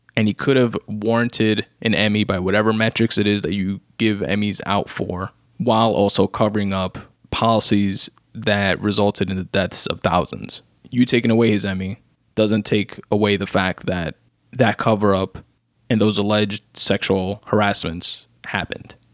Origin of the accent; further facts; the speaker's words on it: New York, United States; me as a New Yorker